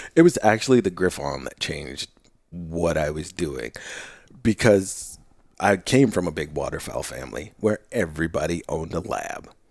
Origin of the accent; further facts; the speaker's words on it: Willamette Valley, Oregon, United States; I grew up in the Willamette Valley